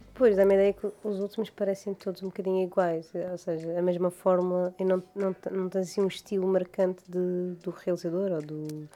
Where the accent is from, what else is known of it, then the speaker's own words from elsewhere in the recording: Madeira, Portugal; now in Mainland Portugal; eu não sou do Funchal, eu sou de campo